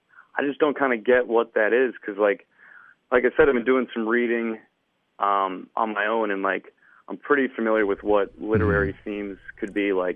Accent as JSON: {"language": "English", "town": "Chittenango", "region": "New York", "country": "United States", "tie": "born or raised there", "said": "I'm from Chittenango, New York. It's where I went to middle school and elementary school."}